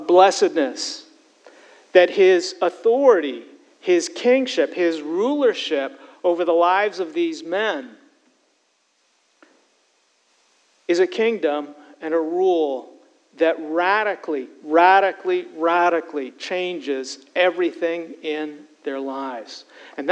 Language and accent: English; Canada; moved away as an adult; now in United States; my transition from being a Canadian to becoming an American. And when I first immigrated and moved from Canada and took a job here in the States